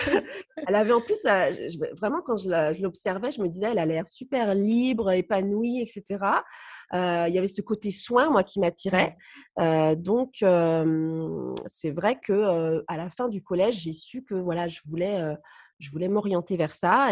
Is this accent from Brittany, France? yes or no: yes; Brittany, France; also born or lived in Nice; comme je suis bretonne, la Bretagne me manquait beaucoup et du coup, on est rentré après en 2010 à Brest